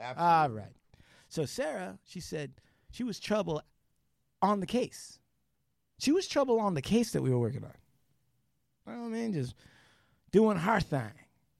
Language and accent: English; India; Oh, well, I'm an Indian. We dance around fire, so burn on.